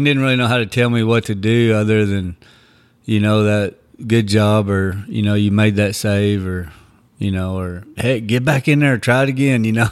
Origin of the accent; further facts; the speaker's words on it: Texas, United States; also born or lived in Oklahoma; I actually grew up in Texas. I was born in Oklahoma, and then we left when I was young and grew up in Texas